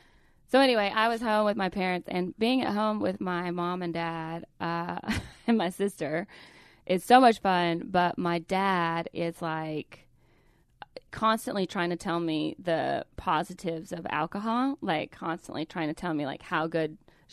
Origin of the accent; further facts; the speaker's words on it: Calhoun, Georgia, United States; I'm from Calhoun, Georgia. Everybody knows that we have a Nike outlet.